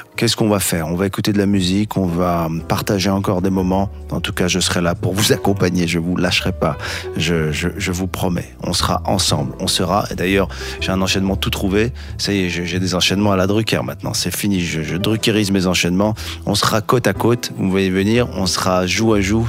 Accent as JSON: {"language": "French", "town": "Casablanca", "region": "Casablanca-Settat", "country": "Morocco", "tie": "born or raised there", "said": "ma ville natale, Casablanca"}